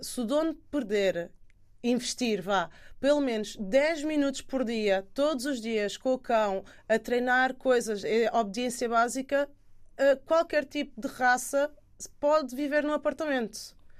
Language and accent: Portuguese; Alentejo, Portugal; eu cresci com os meus avós no Alentejo, numa quinta